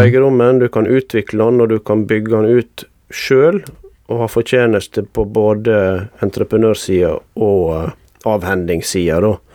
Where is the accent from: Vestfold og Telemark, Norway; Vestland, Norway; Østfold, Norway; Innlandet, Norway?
Vestland, Norway; Jølster; moved away as an adult; now in Bergen, Norway; jeg har vokst opp i Jølster i Sogn og Fjordane